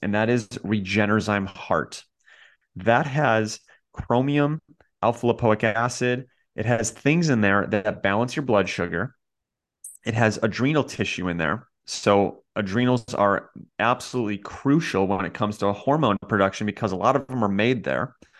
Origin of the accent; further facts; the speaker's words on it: Kentucky, United States; You're like, I grew up in Kentucky. We don't eat oysters around